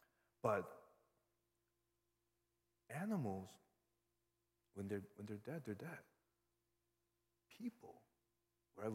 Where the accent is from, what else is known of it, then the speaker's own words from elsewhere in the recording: New York, United States; I grew up in New York